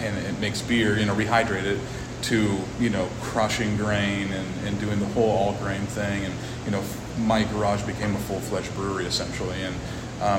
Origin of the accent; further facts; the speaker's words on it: Armstrong County, Pennsylvania, United States; I'm not from Sarver. I'm from Armstrong County